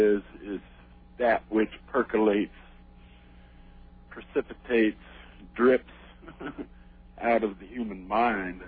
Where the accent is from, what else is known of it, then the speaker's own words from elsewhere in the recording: Salt Lake City, Utah, United States; I was born and raised in Salt Lake City, Utah